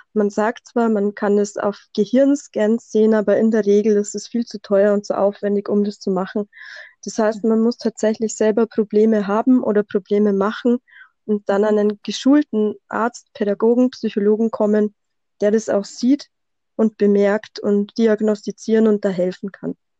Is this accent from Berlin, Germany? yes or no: no; Bavaria, Germany; accent: Bavarian dialect; komme aus Bayern, wie man wahrscheinlich ein bisschen an meinem Dialekt hört